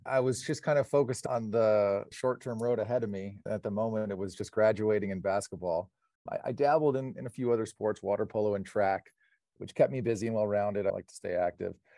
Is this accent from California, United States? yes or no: yes; Pasadena, California, United States; Born and raised in Pasadena, home of the Rose Parade and the Rose Bowl